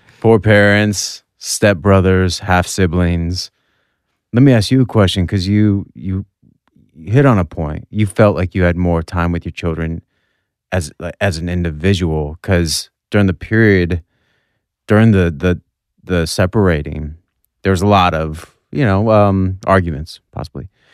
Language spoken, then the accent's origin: English; North Dakota, United States; we're from North Dakota, we didn't have that much money.